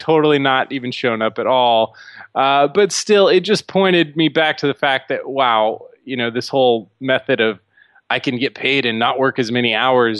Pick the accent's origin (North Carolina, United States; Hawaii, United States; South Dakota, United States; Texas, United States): Texas, United States; Dallas; But as far as me, I'm originally from Dallas. I grew up in a kind of lower middle class family and was able to teach myself a lot.